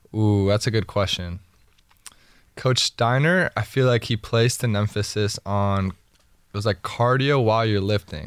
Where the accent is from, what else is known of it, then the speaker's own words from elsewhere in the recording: Miami, Florida, United States; growing up in Miami